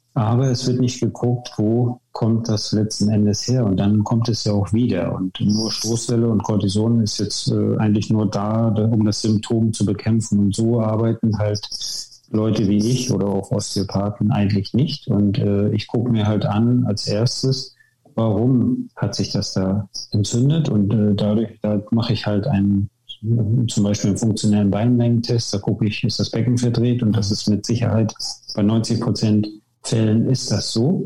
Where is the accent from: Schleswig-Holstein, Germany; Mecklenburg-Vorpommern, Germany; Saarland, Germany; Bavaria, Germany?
Mecklenburg-Vorpommern, Germany; Wismar; moved away as an adult; also born or lived in Leipzig; now in Worpswede, Germany; ich bin geboren in Wismar in der DDR und habe dort früh den, auch den Bezug zum Sport bekommen, war als Kind schon ähm, im Turnen